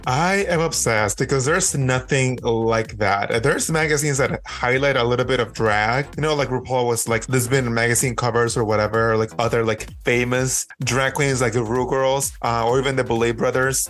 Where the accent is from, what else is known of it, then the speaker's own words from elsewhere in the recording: Mexico; now in Los Angeles, United States; I grew up in Mexico